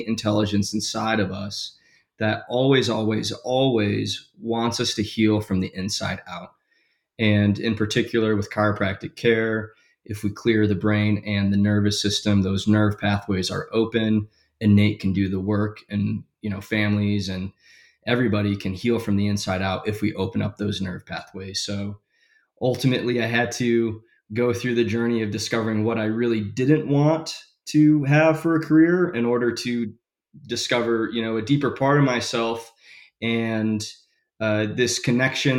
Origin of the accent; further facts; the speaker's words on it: Michigan, United States; I was born and raised in Michigan.